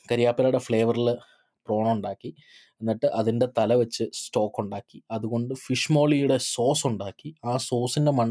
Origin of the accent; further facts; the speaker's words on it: Malayali, Kerala, India; moved away; ഞാൻ മാത്രം ഒരു മലയാളി ഉള്ളൂ ഹോൾ ടീമിൽ